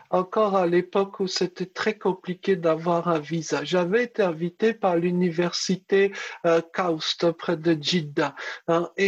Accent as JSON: {"language": "French", "country": "France", "said": "Donc j'avais répondu en arabe que je venais de France."}